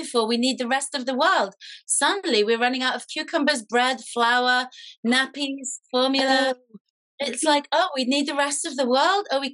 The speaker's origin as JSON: {"language": "English", "country": "Israel", "tie": "born or raised there", "moved": "yes", "said": "I grew up in Israel, so I know a bit of war"}